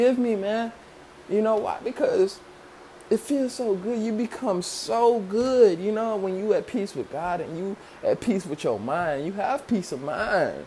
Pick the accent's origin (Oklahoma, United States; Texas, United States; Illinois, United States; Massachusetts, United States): Illinois, United States; Chicago; growing up in Chicago